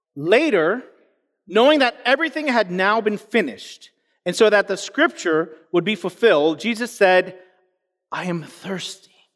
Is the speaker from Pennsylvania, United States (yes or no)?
no; New York City, New York, United States; I grew up in New York City